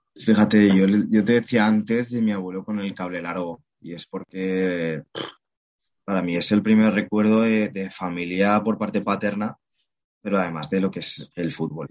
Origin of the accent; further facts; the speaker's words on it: Oviedo, Asturias, Spain; soy un, chico de Oviedo, eh, madre asturiana, padre totalmente maño, familia maña.